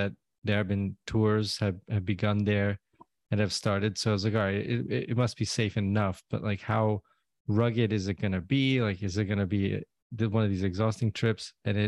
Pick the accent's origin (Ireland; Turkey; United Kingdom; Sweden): Turkey; Istanbul; I'm from Istanbul and went over to Baghdad.